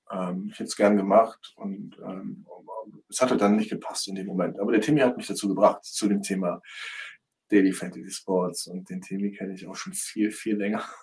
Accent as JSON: {"language": "German", "town": "Düren", "region": "North Rhine-Westphalia", "country": "Germany", "said": "Die sind in Köln, ich komme aus Düren, das liegt ungefähr 40, 50 Kilometer von Köln entfernt."}